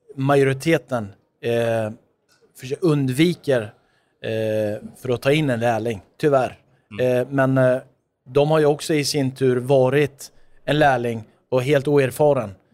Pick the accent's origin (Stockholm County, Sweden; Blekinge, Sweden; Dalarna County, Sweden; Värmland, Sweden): Stockholm County, Sweden; Stockholm; Jag är född och uppvuxen i Tensta